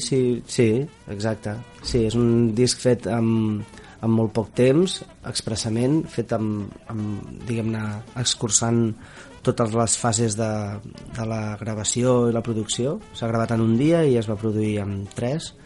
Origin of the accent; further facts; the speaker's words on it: Barcelona, Catalonia, Spain; jo sóc de Sants